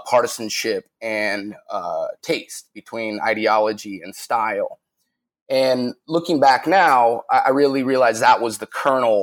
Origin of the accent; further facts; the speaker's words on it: Salt Lake City, Utah, United States; moved away as an adult; also born or lived in San Diego; I grew up in Salt Lake City, Utah